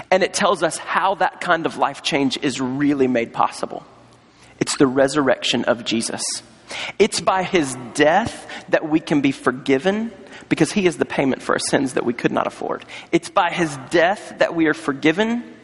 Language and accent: English; North Carolina, United States; I was on staff at a church in North Carolina, my home state